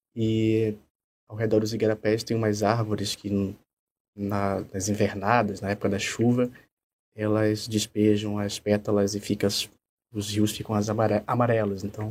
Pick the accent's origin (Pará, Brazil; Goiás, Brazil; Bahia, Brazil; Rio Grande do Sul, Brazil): Pará, Brazil; accent: Pará accent; moved away; eu vim, vindo do Pará, né, pelo sotaque, vocês percebem que é um pouco diferente